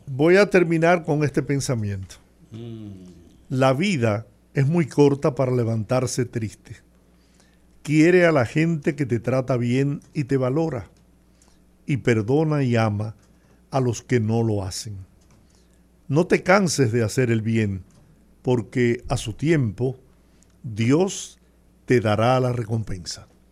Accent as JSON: {"language": "Spanish", "country": "Dominican Republic", "said": "esa es parte de la pasión del dominicano. Nosotros estamos acostumbrados a ganar"}